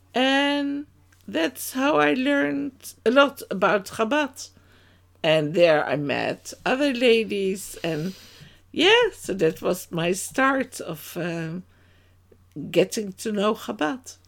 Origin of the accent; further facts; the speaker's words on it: Amsterdam, North Holland, Netherlands; moved away as an adult; now in Amersfoort, Netherlands; I was born in Amsterdam to two Dutch parents, and that's already quite a time ago. And, yeah, it was in Amsterdam Oost, in the east of Amsterdam. there we grew up